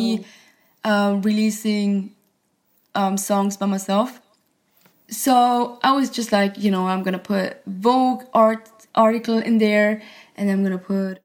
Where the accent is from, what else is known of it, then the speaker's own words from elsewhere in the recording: Switzerland; I was born and raised in Switzerland, so I felt like we were far away from the industry